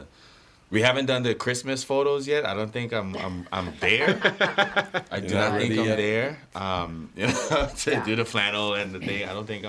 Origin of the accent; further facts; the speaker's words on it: Florida, United States; moved away; also born or lived in Chicago, Illinois; But you know what? I'm still happy I was raised in Florida to an extent.